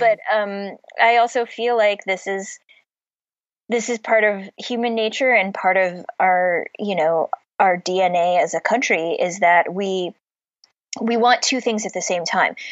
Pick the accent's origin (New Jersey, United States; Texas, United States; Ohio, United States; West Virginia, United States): Ohio, United States; Cleveland; also born or lived in Pittsburgh, Pennsylvania; now in Boston, United States; I grew up in Cleveland which is right on Lake Erie. Um, I was born in Pittsburgh